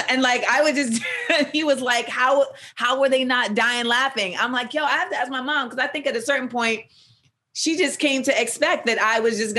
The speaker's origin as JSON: {"language": "English", "region": "the South", "country": "United States", "tie": "born or raised there", "said": "And even though like I'm, I grew up in the South and I love trap."}